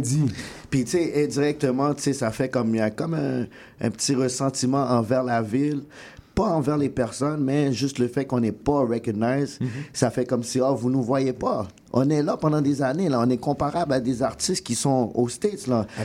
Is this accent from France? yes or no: no; Montreal, Quebec, Canada; on vient de Rivière-des-Prairies.